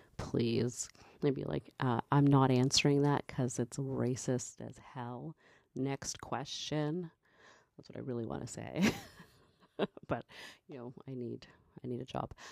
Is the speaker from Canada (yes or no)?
yes; Canada; I'm a black Canadian. I'm Canadian and I'm black.